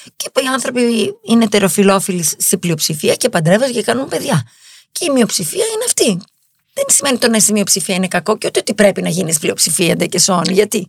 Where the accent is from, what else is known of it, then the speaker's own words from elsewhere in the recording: Greece; είμαι Ελληνίδα ναι. και είμαι και Εβραία.